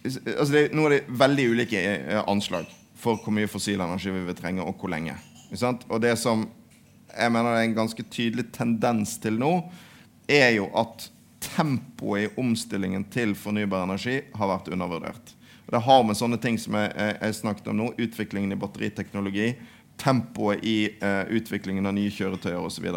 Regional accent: Western Norway, Norway; jeg er fra Vestlandet

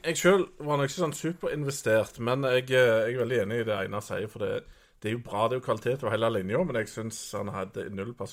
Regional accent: Norway; jeg føler meg litt sånn fanga som nordmann.

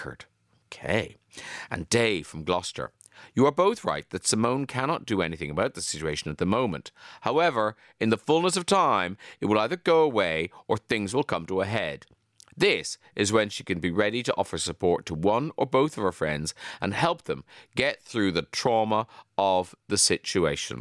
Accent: Ireland; I grew up in Ireland, in Southern Ireland.

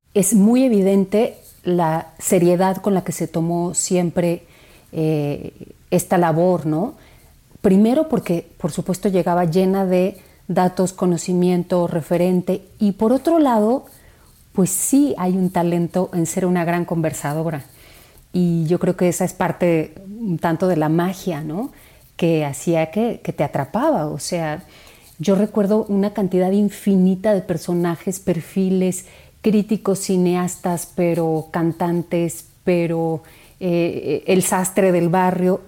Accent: Mexico City, Mexico; Yo crecí en Santa María la Ribera, que es un barrio complejo

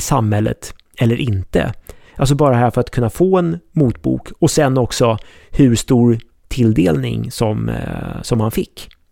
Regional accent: Sweden; oss svenskar

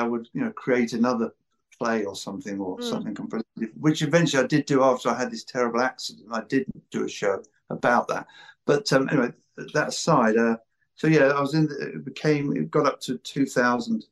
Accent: United Kingdom; accent: British; now in Los Angeles, United States

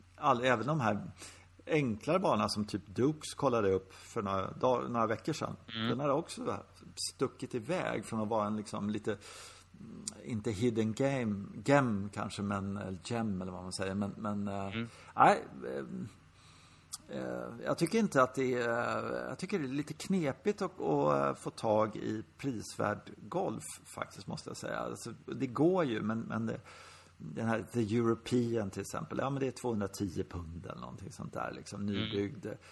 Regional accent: Sweden; vi som svenskar

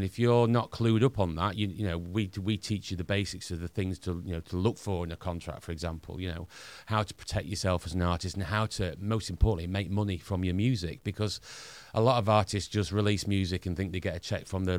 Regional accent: Northern England, United Kingdom; accent: Northern; We're Northerners, as you can probably tell by my accent.

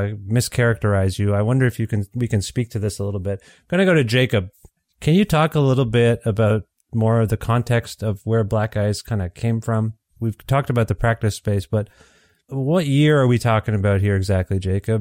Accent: Ontario, Canada; moved away; also born or lived in Guelph, Ontario; I'm from Ontario originally, so we would, between where I lived in Guelph, which was a college town, and Toronto

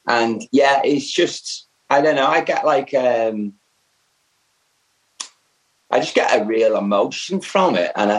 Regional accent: the Wirral, North West England, United Kingdom; I'm from the Wirral, which is by Liverpool

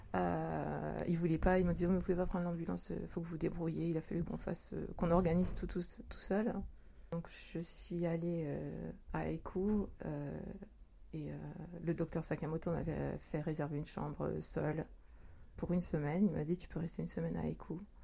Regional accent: France; moved away as an adult; now in Japan; je suis française, je suis au Japon depuis 20 ans

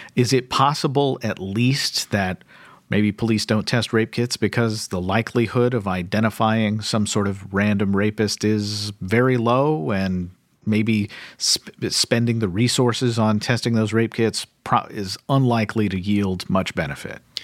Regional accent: Kentucky, United States; my home state of Kentucky

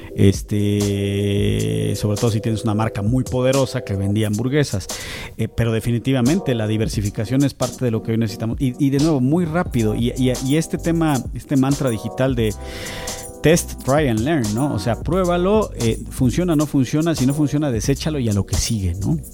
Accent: Mexico; esta dualidad que tenemos como mexicanos

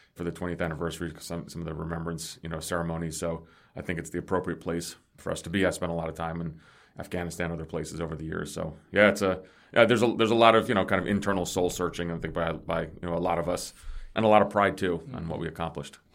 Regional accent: New Jersey, United States; also born or lived in Greece / New York City; I grew up in New Jersey, so I'm not a native New Yorker

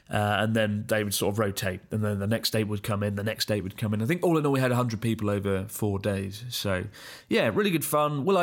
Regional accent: Augsburg, Bavaria, Germany; now in Hong Kong; I'm currently working in Hong Kong, but I'm originally from Augsburg, uh, Germany.

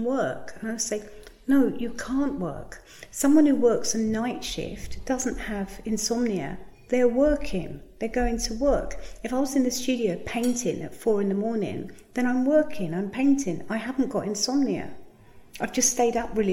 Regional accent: Margate, South East England, United Kingdom; I come from Margate

